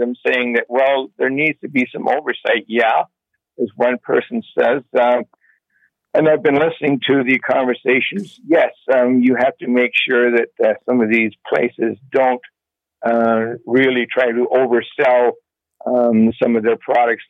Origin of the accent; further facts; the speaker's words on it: Toronto, Ontario, Canada; now in Guelph, Canada; I grew up in Scarborough when it was safe